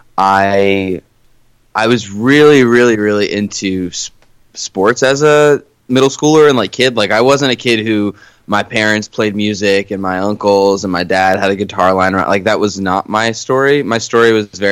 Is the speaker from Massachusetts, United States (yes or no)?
yes; Boston, Massachusetts, United States; first language Portuguese; English is a second language; also born or lived in Queens, New York / Winthrop, Massachusetts / Burlington, Massachusetts; now in Salem, Massachusetts, United States; And then I moved 4 hours north to the cooler part of the country and had my formative years pretty much here. So when someone asks me where I'm from, I pretty much say Boston